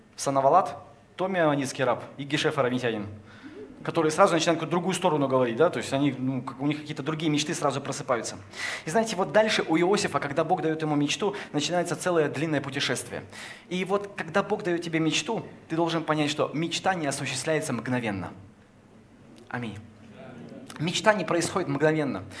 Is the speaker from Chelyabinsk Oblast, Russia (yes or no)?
yes; Kopeysk, Chelyabinsk Oblast, Russia; now in Moscow, Russia; Я родился в Копейске